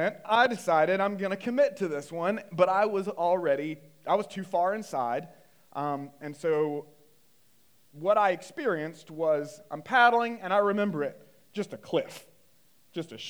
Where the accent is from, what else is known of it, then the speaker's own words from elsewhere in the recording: North Carolina, United States; I grew up in North Carolina, kind of Bible Belt area